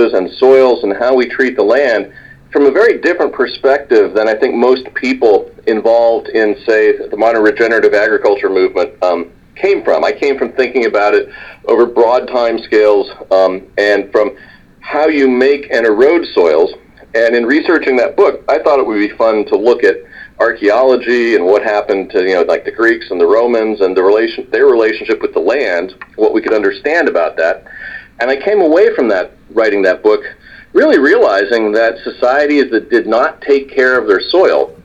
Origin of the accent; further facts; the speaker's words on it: California, United States; I grew up in California